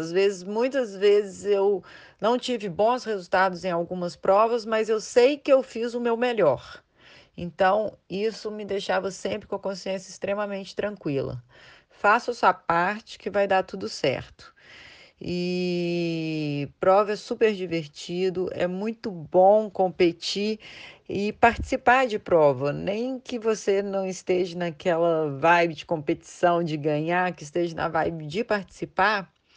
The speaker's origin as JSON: {"language": "Portuguese", "town": "Belo Horizonte", "region": "Minas Gerais", "country": "Brazil", "said": "eu sou de Belo Horizonte, eu estou com 39 anos"}